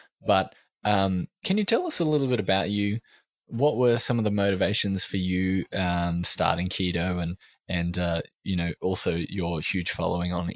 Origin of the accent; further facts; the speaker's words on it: Australia; I am from Australia, if you hadn't already guessed from the accent